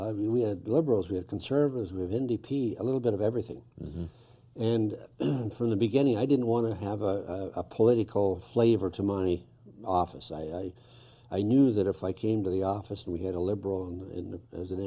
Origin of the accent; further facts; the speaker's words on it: North Bay, Ontario, Canada; I lived here all my life, I was born in North Bay